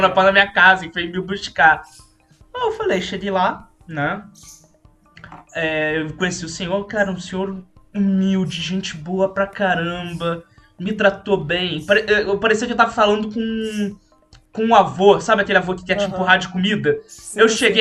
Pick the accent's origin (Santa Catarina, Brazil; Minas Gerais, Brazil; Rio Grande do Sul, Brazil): Minas Gerais, Brazil; São Lourenço; moved away as an adult; now in Rio de Janeiro, Brazil; eu fui criado em São Lourenço, Minas Gerais